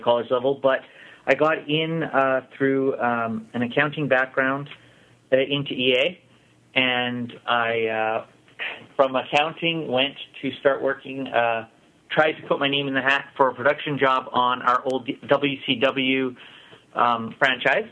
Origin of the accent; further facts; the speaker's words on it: Vancouver, British Columbia, Canada; born and raised in Vancouver.